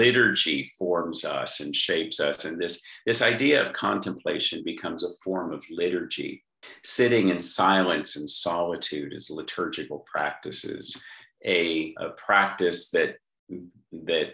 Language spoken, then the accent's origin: English; Southern California, United States; now in Australia; I live in Australia, but I'm from Southern California